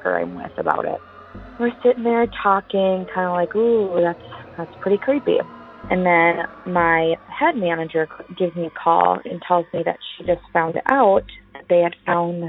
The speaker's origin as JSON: {"language": "English", "town": "Prior Lake", "region": "Minnesota", "country": "United States", "said": "I'm from Prior Lake, Minnesota"}